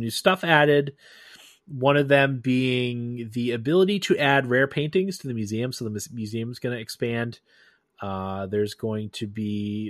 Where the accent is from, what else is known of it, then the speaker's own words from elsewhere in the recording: New York, United States; as a New Yorker